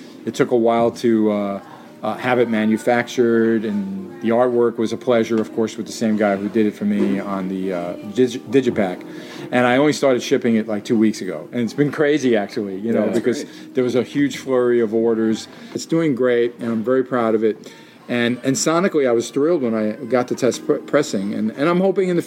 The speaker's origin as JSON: {"language": "English", "town": "New York City", "region": "New York", "country": "United States", "tie": "born or raised there", "said": "who I grew up with on in Jackson Heights, where I lived then in Queens"}